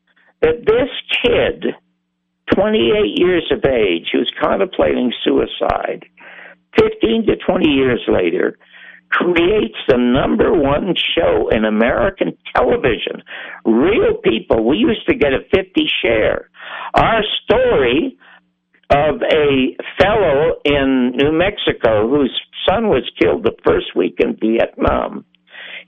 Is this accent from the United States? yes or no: no; Toronto, Ontario, Canada; I was born in the Salvation Army Charity Ward in Toronto.